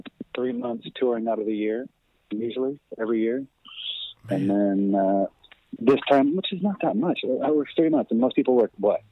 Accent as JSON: {"language": "English", "town": "Aberdeen", "region": "Washington", "country": "United States", "tie": "born or raised there", "said": "I did. In Aberdeen, Washington."}